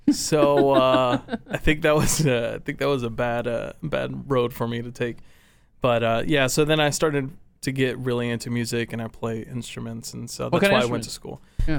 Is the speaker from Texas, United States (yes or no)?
yes; Farmers Branch, Texas, United States; What part of Dallas are you from? And I was like, well, I'm actually from Farmers Branch, but no one knows where.